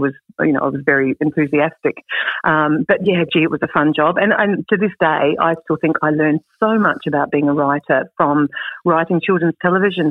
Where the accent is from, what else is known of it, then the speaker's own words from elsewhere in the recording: Clare Valley, South Australia, Australia; moved away; also born or lived in Adelaide / London / Sydney / Melbourne; I grew up in the Clare Valley, as you mentioned, and then lived in Adelaide